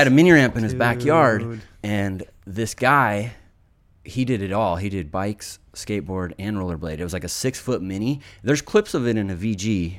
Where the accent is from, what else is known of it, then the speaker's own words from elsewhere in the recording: Reno, Nevada, United States; also born or lived in Solana Beach; So yeah, I was born in Solana Beach, San Diego, and then my parents raised me in Reno, Nevada